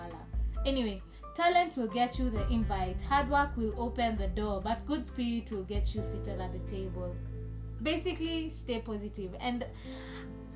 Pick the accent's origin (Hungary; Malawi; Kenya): Kenya; English is a second language; I'm not speaking correct English with me, but I am a Kenyan